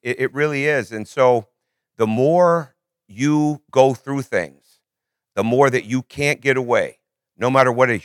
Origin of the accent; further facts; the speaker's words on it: Michigan, United States; I grew up in Michigan, I grew up, we went to church three times a week